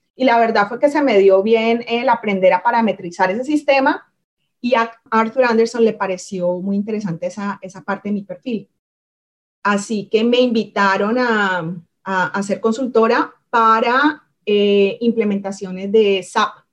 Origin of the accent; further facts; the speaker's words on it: Cali, Valle del Cauca, Colombia; moved away as an adult; soy de Cali, nací en Cali, me crié en Cali, crecí en Cali y no fue sino hasta los 20, 20 21 años que, que salí de la ciudad.